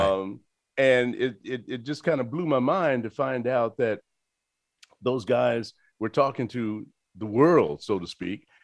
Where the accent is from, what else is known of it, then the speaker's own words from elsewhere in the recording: Chicago, Illinois, United States; I'm from Chicago